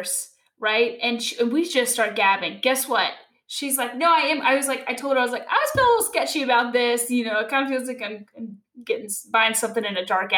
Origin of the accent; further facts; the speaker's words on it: Louisville, Kentucky, United States; I'm from Louisville